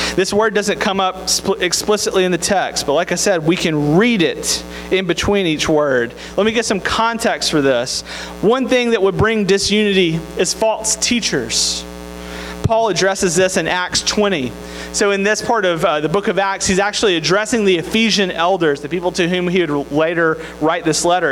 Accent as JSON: {"language": "English", "town": "Tupelo", "region": "Mississippi", "country": "United States", "tie": "born or raised there", "said": "I'm from Mississippi"}